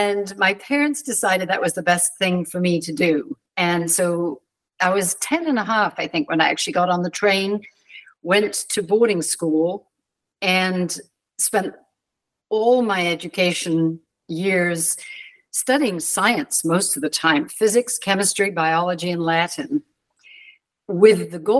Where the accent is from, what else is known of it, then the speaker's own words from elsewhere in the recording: London, United Kingdom; I was born outside London. My parents had moved from Wales and lived in southwest London.